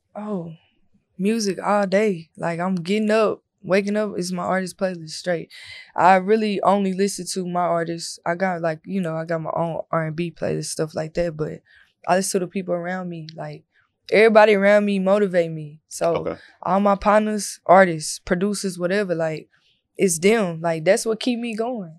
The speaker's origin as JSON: {"language": "English", "town": "Corsicana", "region": "Texas", "country": "United States", "moved": "yes", "said": "I'm from Corsicana, so that's the country."}